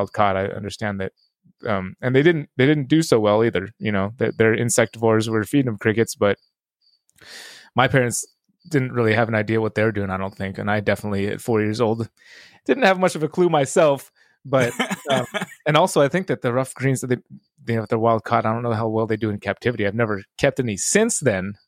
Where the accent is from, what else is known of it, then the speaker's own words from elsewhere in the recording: East Bay, California, United States; also born or lived in Hawaii; that's like the beginnings of my childhood, East Bay Vivarium